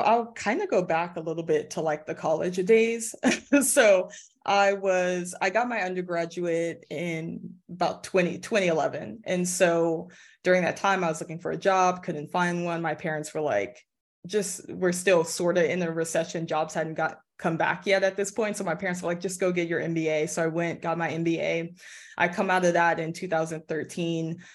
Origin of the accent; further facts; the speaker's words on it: Los Angeles, California, United States; I live in the Valley of L A. So it's really calm, really chill area, but also not, like, about twenty minutes away from, like, downtown in Hollywood. So it's not far from all the action, but that's where I grew up, and I'm back here.